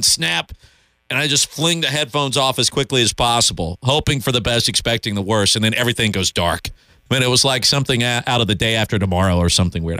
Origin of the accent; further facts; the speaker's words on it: Columbia, South Carolina, United States; Growing up in Columbia